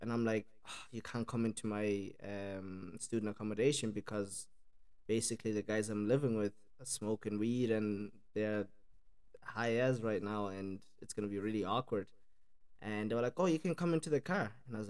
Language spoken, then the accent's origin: English; Ireland; from Ireland, me and my mom and my sister, we lived there, and yeah, my accent then got mixed up in around those three countries.